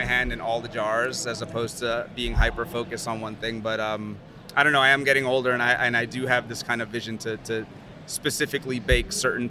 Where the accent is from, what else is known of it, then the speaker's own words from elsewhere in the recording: New Orleans, Louisiana, United States; now in New York, United States; I'm from New Orleans. My parents are from Honduras.